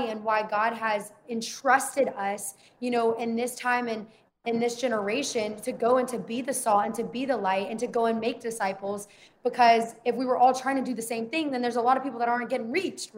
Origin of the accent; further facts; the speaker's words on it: the South, United States; I grew up in the South